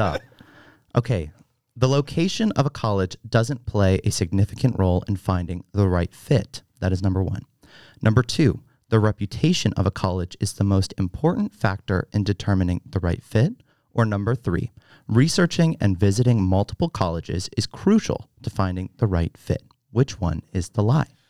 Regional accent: Fredericksburg, Virginia, United States; I am from Fredericksburg, Virginia

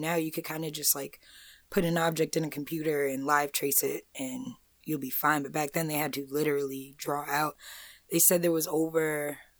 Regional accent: Amityville, New York, United States; I'm from Amityville.

